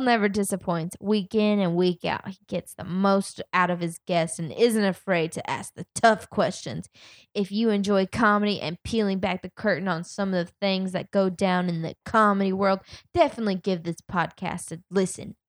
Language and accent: English; the South, United States; I'm from the South